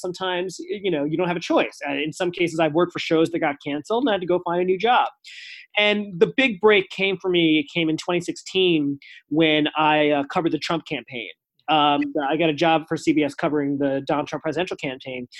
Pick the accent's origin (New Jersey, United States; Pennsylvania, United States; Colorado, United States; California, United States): New Jersey, United States; I'm from New Jersey